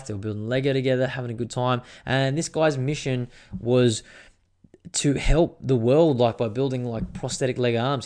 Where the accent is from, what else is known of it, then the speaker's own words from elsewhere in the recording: Australia; I am Australian, very patriotic in that way